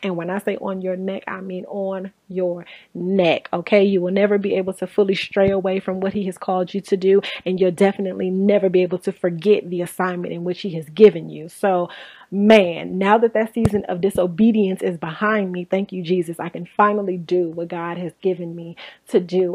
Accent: Inglewood, California, United States; born and raised in Inglewood, California. I'm actually still in California.

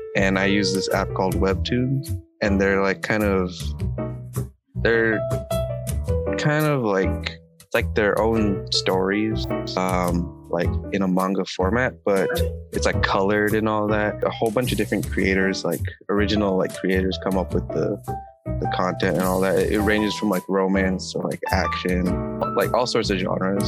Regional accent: United States; also born or lived in Jakarta, Indonesia; US raised

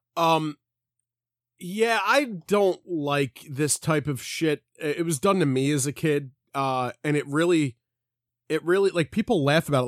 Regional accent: Philadelphia, Pennsylvania, United States; we're, we're from Philly.

